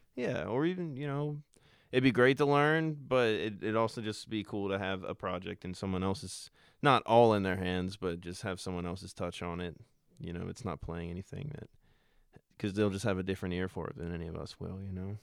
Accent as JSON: {"language": "English", "town": "Richmond", "region": "Virginia", "country": "United States", "said": "we're all from Richmond"}